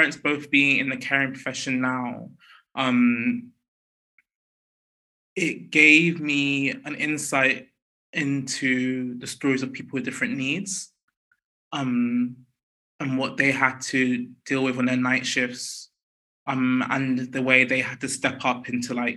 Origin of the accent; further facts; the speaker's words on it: London, United Kingdom; I was born in West London, North West London. And I grew up in West London